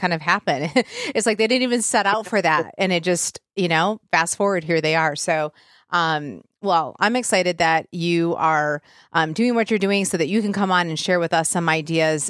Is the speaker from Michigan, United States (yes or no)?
yes; Michigan, United States; I'm from Michigan